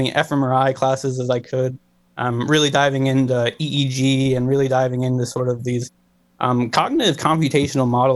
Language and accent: English; Cleveland, Ohio, United States; I was born and raised in Ohio. I grew up in Cleveland